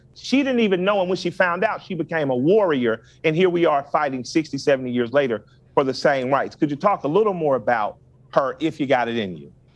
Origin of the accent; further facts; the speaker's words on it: Atlanta, Georgia, United States; we're both from the Deep South. So, I'm from Atlanta.